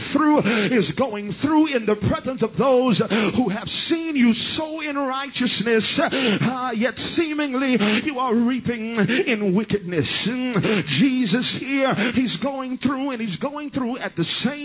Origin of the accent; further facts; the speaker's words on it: Southwest Louisiana, United States; I am from Southwest Louisiana